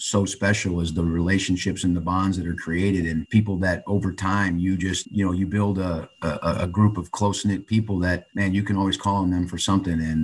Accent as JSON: {"language": "English", "area": "just outside of Chicago", "region": "Illinois", "country": "United States", "tie": "born or raised there", "said": "I grew up just outside of Chicago"}